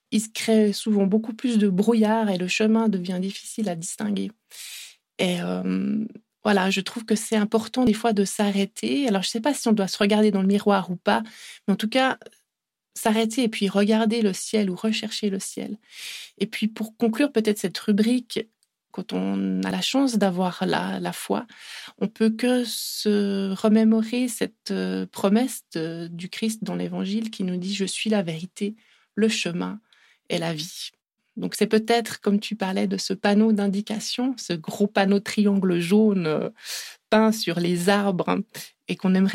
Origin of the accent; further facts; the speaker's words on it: Italy; accent: Italian; French is a second language; je vais le dire en français parce que moi j'ai un accent italien assez horrible